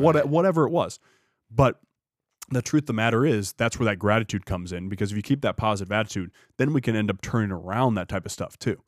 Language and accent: English; United States; being an American